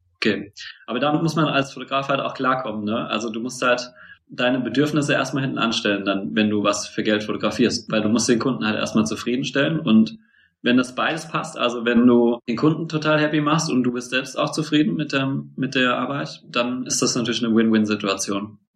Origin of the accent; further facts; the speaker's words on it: Mainz, Rhineland-Palatinate, Germany; moved away as an adult; also born or lived in Bielefeld; Ich bin eigentlich Mainzer